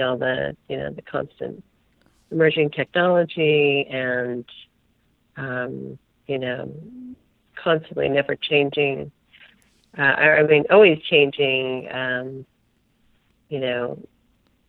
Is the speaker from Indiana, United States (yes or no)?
no; Bay Area, Northern California, United States; also born or lived in Napa; I'm a Northern California girl. I grew up in the Bay Area